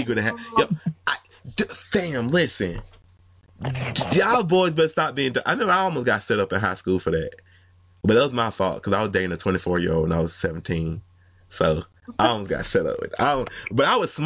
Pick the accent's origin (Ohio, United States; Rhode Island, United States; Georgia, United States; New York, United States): Georgia, United States; Atlanta; I'm from Atlanta